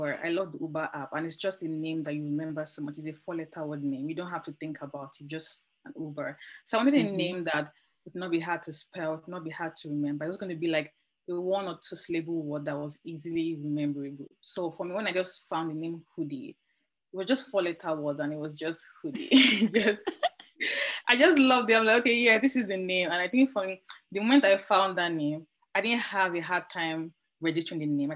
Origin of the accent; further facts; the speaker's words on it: Nigeria; now in Amsterdam, Netherlands; I currently live in Amsterdam, though I'm Nigerian